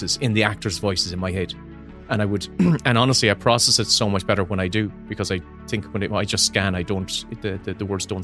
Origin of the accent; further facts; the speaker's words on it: Ireland; accent: Irish; it's an Irish voice. It's my voice.